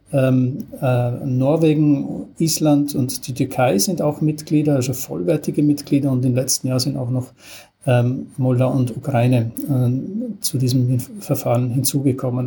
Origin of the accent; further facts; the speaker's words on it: Styria, Austria; moved away; als gelernter Österreicher äh, war über die Freiwillige Feuerwehr in meinem Heimatdorf in der Steiermark